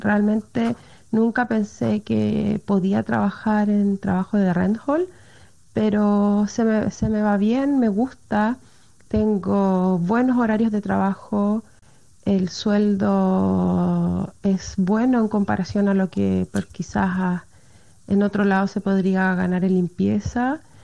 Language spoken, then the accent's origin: Spanish; Chile; moved away as an adult; now in Norway; Soy de Chile y me vine junto a mi esposo y mis cuatro hijos hace tres años a vivir a Noruega